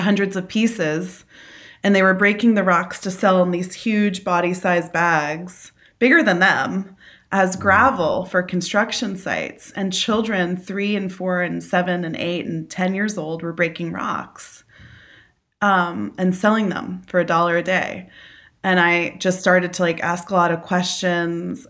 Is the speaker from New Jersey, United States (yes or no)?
yes; New Jersey, United States; I'm from New Jersey. I'm a Jersey girl, born and raised through and through, uh, New Jersey